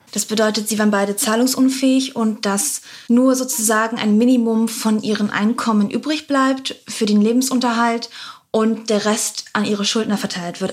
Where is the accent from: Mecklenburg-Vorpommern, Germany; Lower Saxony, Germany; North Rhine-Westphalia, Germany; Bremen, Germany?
Bremen, Germany; Bremerhaven; Ich komme ursprünglich aus Bremerhaven